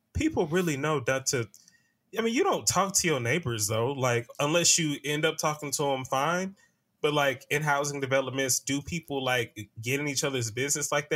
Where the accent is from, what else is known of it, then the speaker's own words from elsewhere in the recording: Atlanta, Georgia, United States; as a Southerner, it took me back to when I used to ride the MARTA